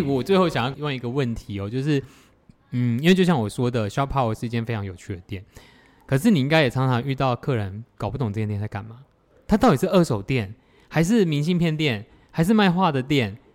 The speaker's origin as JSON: {"language": "Chinese", "country": "Taiwan", "said": "因为我是台湾人"}